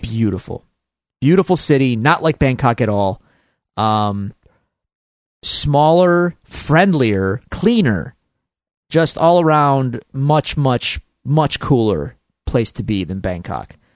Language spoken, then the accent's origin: English; Buffalo, New York, United States; we're from Buffalo, New York